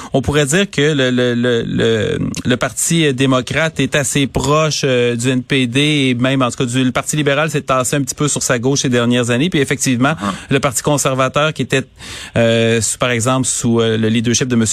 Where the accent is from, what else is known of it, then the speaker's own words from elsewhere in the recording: Quebec City, Quebec, Canada; je viens de Charlebourg, j'ai grandi à Charlebourg, ah j'ai passé 30 ans de ma vie là